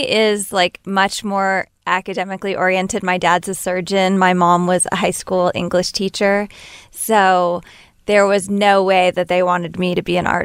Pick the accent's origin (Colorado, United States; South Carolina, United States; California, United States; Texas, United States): Texas, United States; Corpus Christi; now in Los Angeles, United States; Yes, I was born and raised in Corpus Christi, Texas, um, but I've been in LA for a while